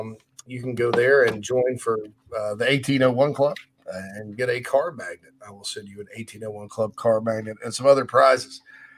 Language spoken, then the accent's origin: English; Spartanburg, South Carolina, United States; Right there in my hometown of Spartanburg